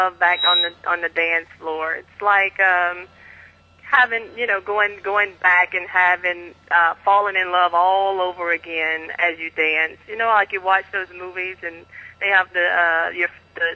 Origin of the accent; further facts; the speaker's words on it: Texas, United States; now in Florida, United States; I'm originally from Texas